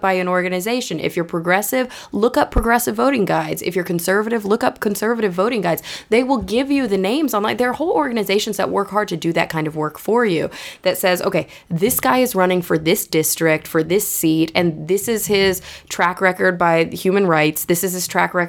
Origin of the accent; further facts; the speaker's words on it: Plano, Texas, United States; moved away as an adult; also born or lived in New York; I grew up in Plano, Texas, which is a suburb of Dallas